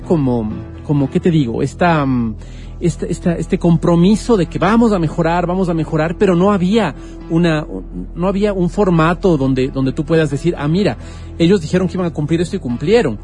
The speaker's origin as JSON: {"language": "Spanish", "town": "Quito", "region": "Pichincha", "country": "Ecuador", "said": "como quiteños"}